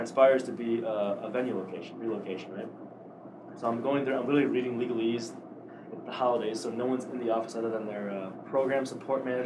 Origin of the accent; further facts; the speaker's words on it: Downers Grove, Illinois, United States; moved away; Downers Grove, my hometown